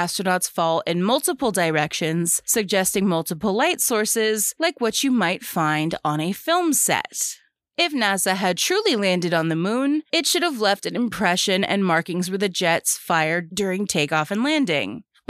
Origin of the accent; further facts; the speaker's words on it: United States; Speaking as an American who was educated in America